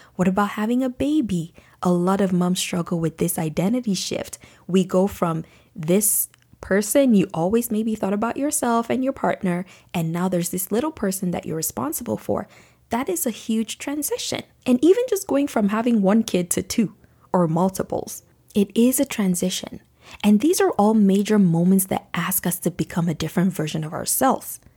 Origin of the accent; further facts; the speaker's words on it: Nigeria; moved away; as a young girl growing up in Nigeria